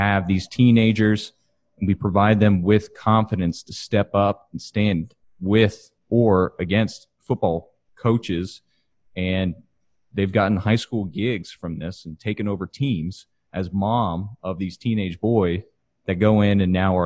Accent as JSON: {"language": "English", "town": "Katy", "region": "Texas", "country": "United States", "said": "I'm from Katy, Texas, which is west of Houston, and football is life."}